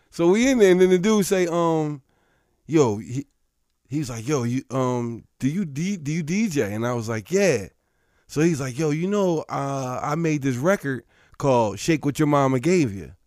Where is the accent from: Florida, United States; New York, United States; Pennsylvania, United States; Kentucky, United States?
Pennsylvania, United States; Philadelphia; I'm from Philly